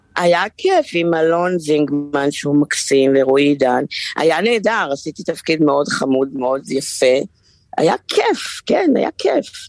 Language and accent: Hebrew; Haifa, Haifa District, Israel; אני בחיפה. חזרתי לעיר מולדתי.